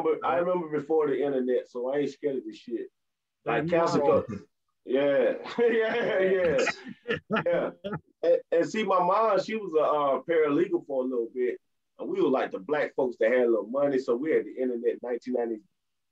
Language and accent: English; United States; I'm American Haitian, but at the same time, I've been in America all my life